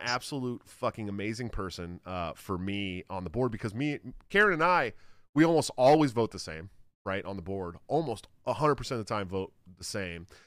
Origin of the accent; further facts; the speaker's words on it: Antioch, California, United States; also born or lived in Oakland; I'm from, I'm from, like, a little deeper east than the East Bay, Antioch